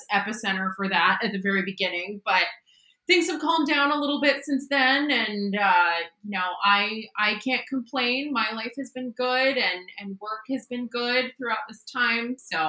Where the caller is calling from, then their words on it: Seattle, Washington, United States; I am joining you from beautiful Seattle, Washington.